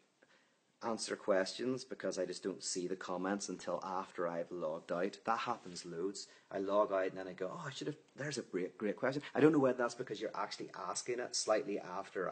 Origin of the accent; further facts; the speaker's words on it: Belfast, Northern Ireland, United Kingdom; moved away; I'm from Ireland